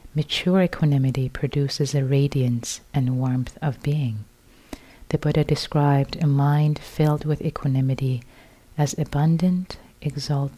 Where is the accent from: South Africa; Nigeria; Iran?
Iran; I was born in Iran, so I was born into a Muslim family